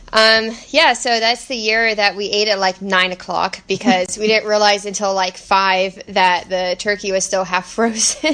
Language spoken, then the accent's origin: English; Texas, United States; we are from Texas